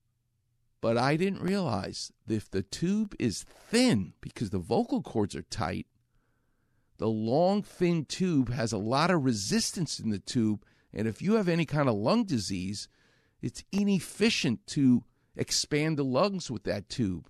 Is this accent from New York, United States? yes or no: yes; New York, United States; moved away; I'm from New York